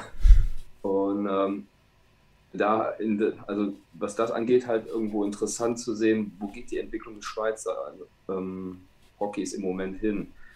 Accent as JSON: {"language": "German", "region": "Rhineland", "country": "Germany", "said": "bei uns im Rheinland"}